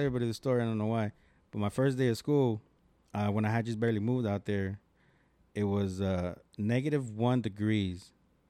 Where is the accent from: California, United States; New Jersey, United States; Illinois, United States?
California, United States; also born or lived in Chicago; I am from California